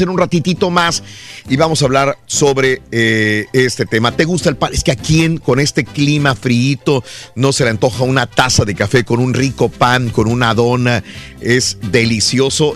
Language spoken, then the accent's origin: Spanish; Mexico; nosotros como, como mexicanos, como latinos